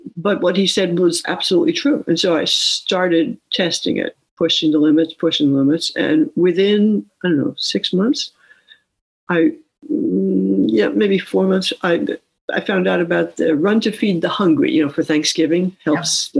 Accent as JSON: {"language": "English", "town": "New York City", "region": "New York", "country": "United States", "tie": "born or raised there", "also_born_or_lived": "West Sacramento", "moved": "yes", "said": "I grew up in New York City"}